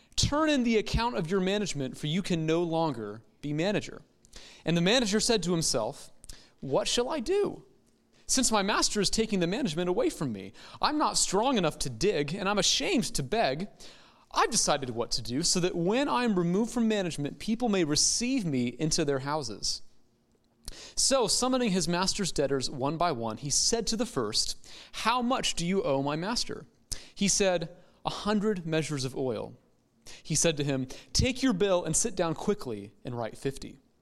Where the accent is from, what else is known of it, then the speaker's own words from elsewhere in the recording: United States; American Christians